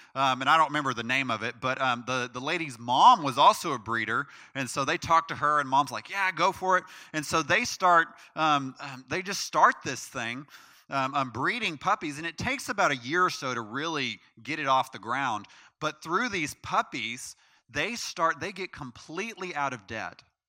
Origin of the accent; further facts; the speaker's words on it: United States; as an American citizen